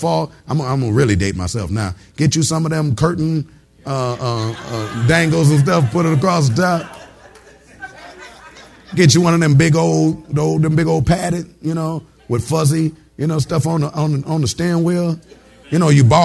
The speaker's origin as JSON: {"language": "English", "town": "Detroit", "region": "Michigan", "country": "United States", "moved": "yes", "said": "I'm originally from Detroit, Detroit, Michigan"}